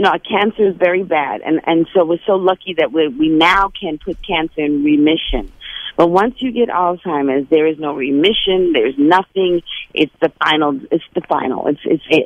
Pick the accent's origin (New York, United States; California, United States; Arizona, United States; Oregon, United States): New York, United States; New York City; me growing up in Brownsville